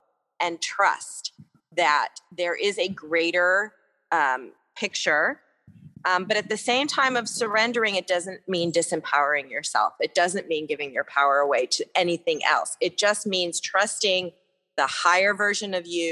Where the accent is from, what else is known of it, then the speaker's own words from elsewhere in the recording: New York, United States; now in Santa Barbara, United States; I'm a New Yorker